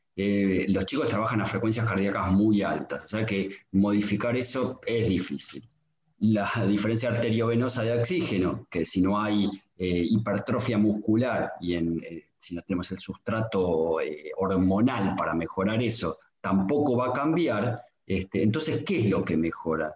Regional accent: Argentina; Argentina somos como muy binarios

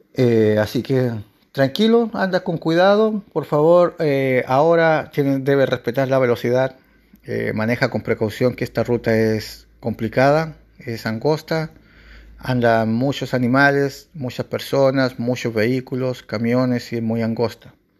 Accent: Chile; en mi país, Chile

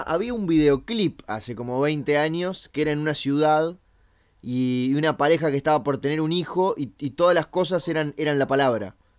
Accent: Uruguay; nosotros acá le decimos pop

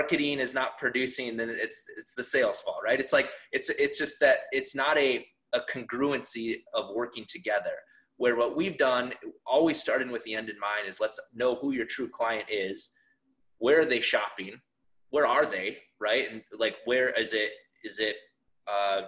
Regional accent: South Dakota, United States; I grew up in South Dakota, a town of like 1,000 people.

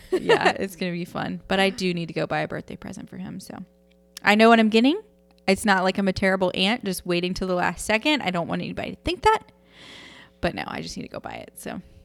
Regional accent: United States; I'm an American woman

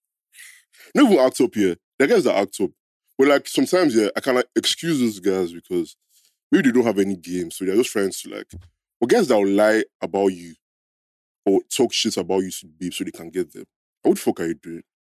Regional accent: Nigeria; we grew up in Niger

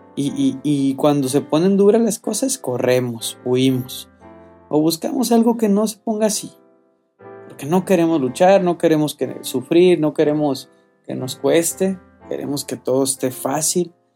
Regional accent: Colima, Mexico; moved away; no vivo en, en mi tierra, ¿no? Que es Colima.

